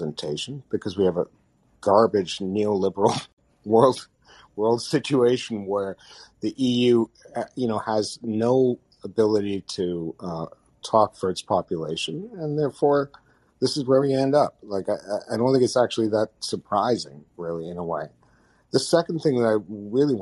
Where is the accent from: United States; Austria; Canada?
Canada; as a Canadian